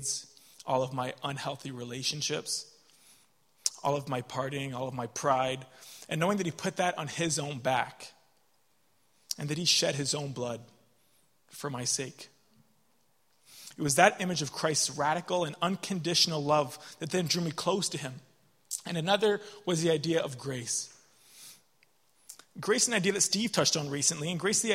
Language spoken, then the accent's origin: English; Canada; moved away as an adult; now in Dublin, Ireland; I'm from Canada, and I'm studying in Dublin.